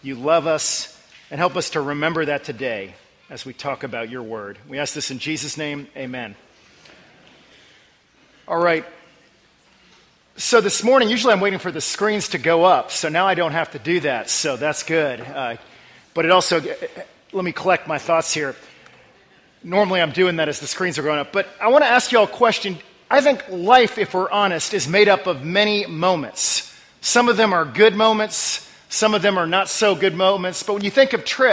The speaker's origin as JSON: {"language": "English", "region": "Northern Virginia", "country": "United States", "tie": "born or raised there", "moved": "yes", "said": "I grew up in the Northern Virginia area"}